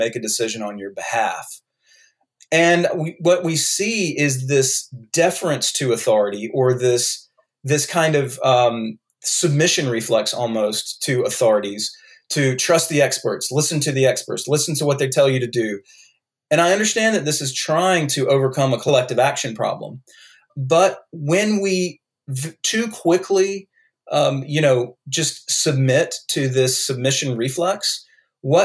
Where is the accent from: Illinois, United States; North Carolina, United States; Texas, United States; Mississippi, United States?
North Carolina, United States; accent: North Carolina; I have a North Carolina accent